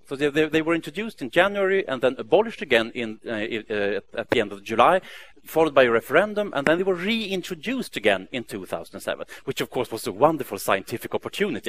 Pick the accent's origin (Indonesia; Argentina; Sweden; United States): Sweden; Stockholm, Stockholm County; Stockholm, my hometown